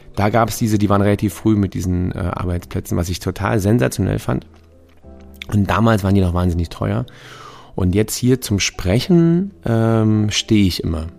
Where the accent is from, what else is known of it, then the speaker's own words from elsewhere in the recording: Germany; wir als Deutsche